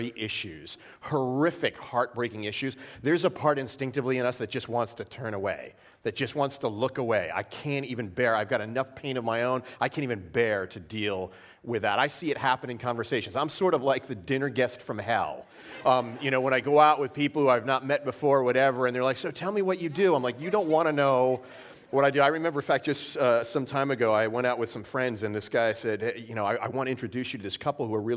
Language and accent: English; New York, United States; I'm from New York, born and raised in New York